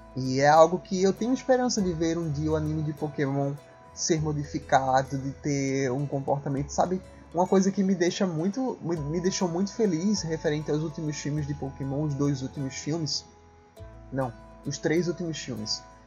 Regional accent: Northeast Region, Brazil; accent: sotaque arrastado; esse nordestino

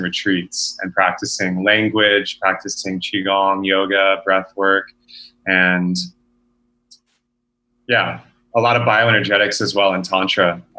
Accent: Texas, United States; I was born and raised in Texas

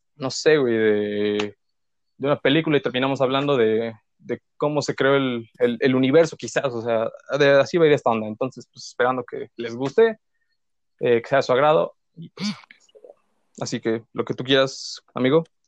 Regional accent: Puebla, Mexico; soy pues poblano.

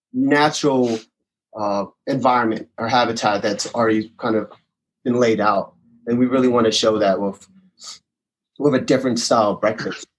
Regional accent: Maryland, United States; moved away as an adult; now in Longmont, United States; I'm from Maryland, born and raised

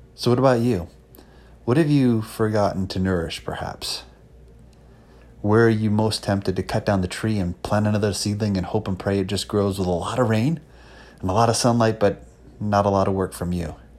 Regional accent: Palmyra, New York, United States; also born or lived in Marion, New York; I actually grew up in Palm Mar, New York, went to school in a little town called Marion

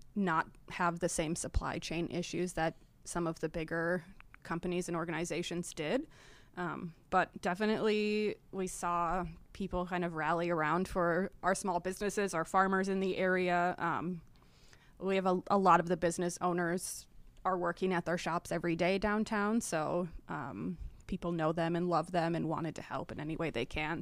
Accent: Appleton, Wisconsin, United States; moved away as an adult; now in Menomonie, United States; I'm originally from Appleton, Wisconsin, so the other side of the state.

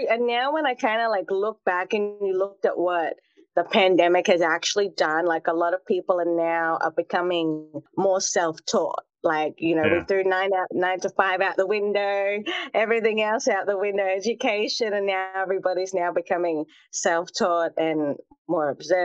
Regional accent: Australia; in my hometown, we had a lot of international students. So it's a really remote part of Australia, actually.

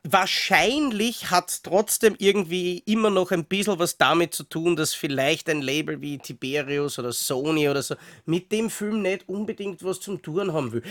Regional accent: Austria; als Österreicher

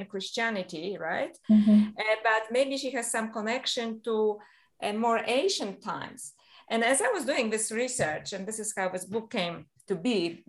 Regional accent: Poland; moved away; I was a little girl and I was brought up in Catholic Poland

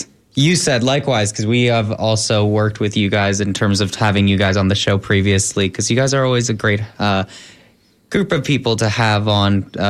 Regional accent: Tampa, Florida, United States; And this is my hometown.

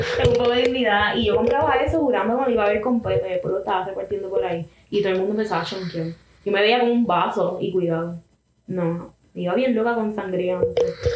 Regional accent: Carolina, Puerto Rico; Soy de Carolina

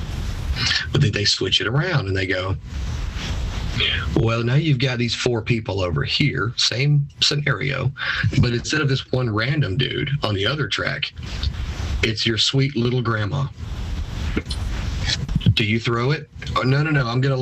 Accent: United States

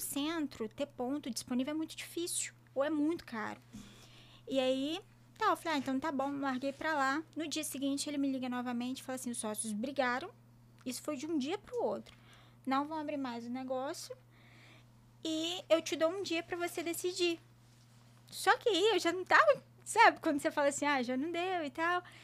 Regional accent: Colatina, Espírito Santo, Brazil; also born or lived in Juiz de Fora, Minas Gerais; eu sou do Espírito Santo, de Colatina

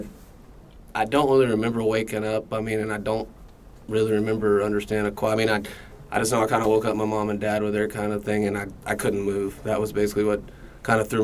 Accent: Sapulpa, Oklahoma, United States; also born or lived in Dallas, Texas; I was born in Dallas, Texas, moved up to Sepulpa, Oklahoma when I was 3. Grew up in Sepulpa, graduated high school there in 96

